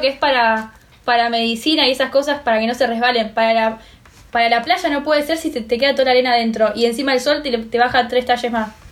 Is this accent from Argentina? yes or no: yes; Argentina; nosotros los argentinos, los argentinos no éramos latinos porque somos italianos